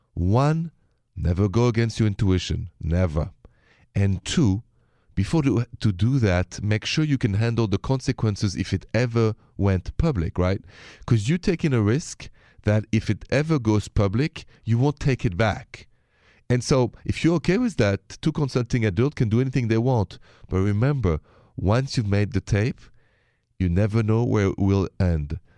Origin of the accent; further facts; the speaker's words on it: France; accent: French; My accent is French